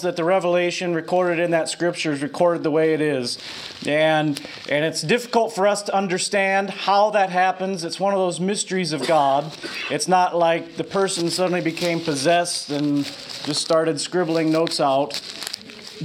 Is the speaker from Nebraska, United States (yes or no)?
yes; Lincoln, Nebraska, United States; I was raised here in Lincoln as Disciples of Christ